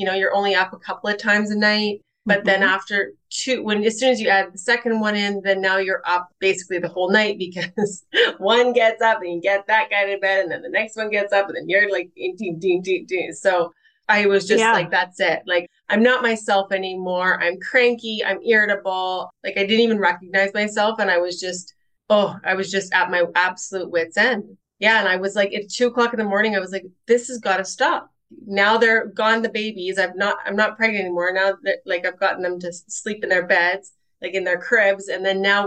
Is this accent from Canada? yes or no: yes; Winnipeg, Manitoba, Canada; moved away as an adult; also born or lived in Rocky Mountains / Peachland, British Columbia; I am originally from Winnipeg, Manitoba in Canada. Mm-hmm. And I was born and raised there